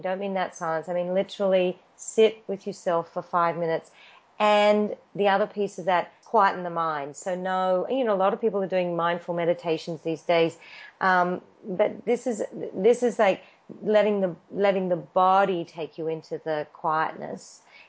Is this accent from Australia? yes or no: yes; Australia; accent: Australian; now in Los Angeles, United States; And it's much better Meg spells it than I do because my Australian accent.